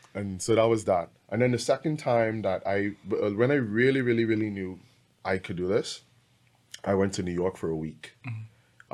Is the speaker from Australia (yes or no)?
no; Bahamas; I'm from the Bahamas